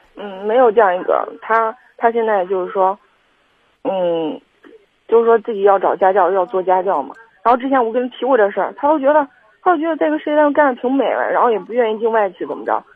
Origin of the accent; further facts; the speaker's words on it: Kaifeng, Henan, China; 我是，我是开封人